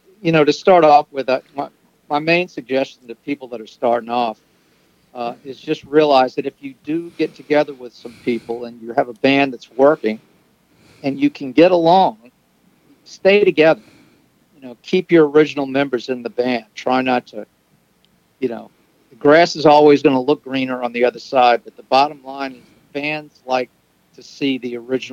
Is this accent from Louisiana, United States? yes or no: yes; New Orleans, Louisiana, United States; moved away as an adult; now in New York, United States; Yeah, we're from New Orleans.